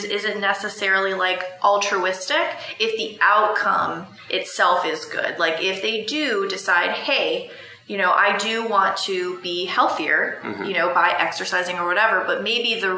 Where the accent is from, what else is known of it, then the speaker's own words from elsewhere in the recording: Florida, United States; we're both from Florida